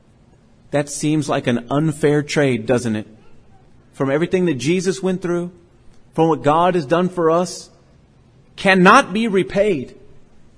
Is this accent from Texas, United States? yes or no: yes; Port Lavaca, Texas, United States; I grew up on Schaffner Street in Port Lavaca, Texas